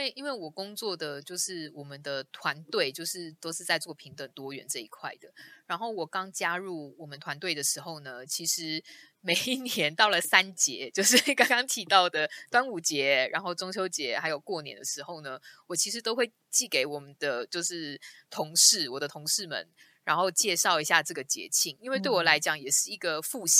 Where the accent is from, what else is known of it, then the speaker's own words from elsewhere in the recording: Taiwan; 身为一个一个台湾人，有时候我们听到他们讲说 Chinese New Year